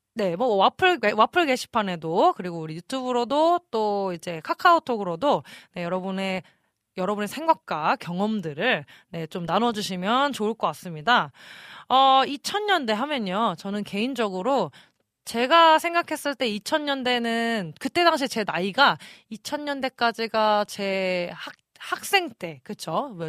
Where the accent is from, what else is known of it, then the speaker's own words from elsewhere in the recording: Incheon, South Korea; moved away; 초등학생 때다 보니까 저는 인천에서 살았었거든요